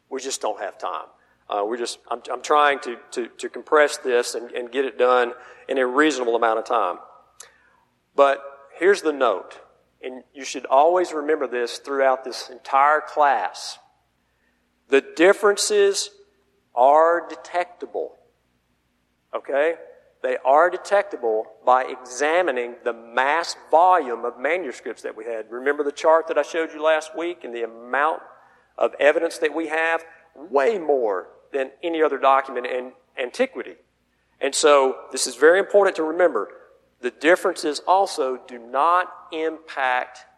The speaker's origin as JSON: {"language": "English", "region": "the South", "country": "United States", "said": "I'm from the South"}